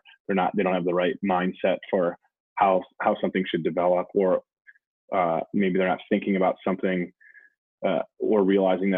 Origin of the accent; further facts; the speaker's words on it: Wisconsin, United States; now in Brooklyn, United States; I grew up in Wisconsin